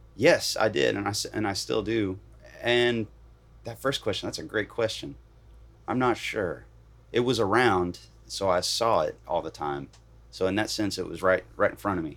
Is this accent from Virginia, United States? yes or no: yes; Bridgewater, Virginia, United States; also born or lived in Knoxville, Tennessee / Atlanta, Georgia; now in Nashville, United States; I grew up in Virginia